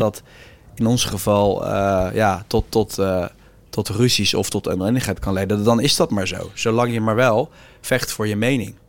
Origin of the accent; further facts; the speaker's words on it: The Hague, South Holland, Netherlands; ik kom zelf ook uit Den Haag